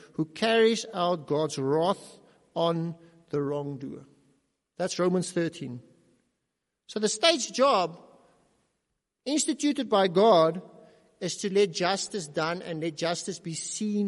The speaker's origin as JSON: {"language": "English", "country": "South Africa", "said": "We are South African citizens under South African law, but we're also individual South Africans"}